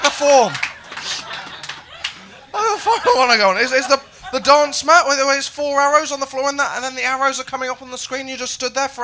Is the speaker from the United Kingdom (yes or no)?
yes; Haytor Vale, South West England, United Kingdom; moved away; I grew up in Devon. I grew up in a small village.